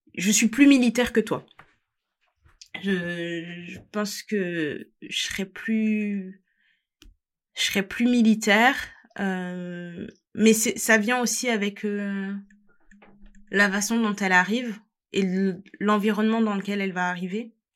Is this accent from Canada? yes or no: no; France; je suis française